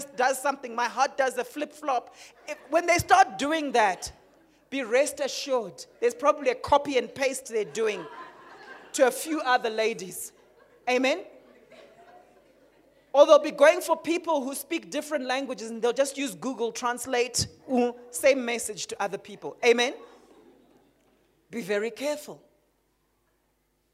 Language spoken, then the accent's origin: English; Harare, Zimbabwe; moved away; growing up in Zim in Harare